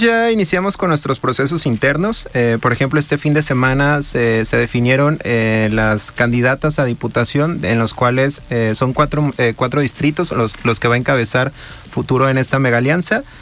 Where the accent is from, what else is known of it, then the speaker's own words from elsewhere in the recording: Guadalajara, Jalisco, Mexico; Yo soy del barrio de Santa Tere